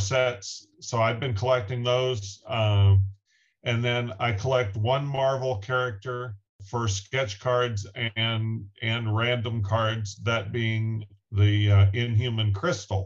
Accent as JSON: {"language": "English", "town": "Wichita", "region": "Kansas", "country": "United States", "tie": "born or raised there", "said": "I grew up in Wichita, Kansas, pretty much smack dab in the center of the U.S."}